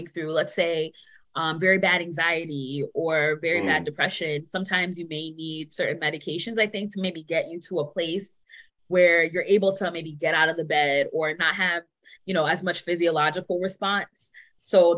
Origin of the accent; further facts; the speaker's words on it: New York City, New York, United States; moved away as an adult; now in New Haven, United States; I grew up in Queens, New York, and I just moved to New Haven 6 months ago. So I'm very much a New Yorker, born and raised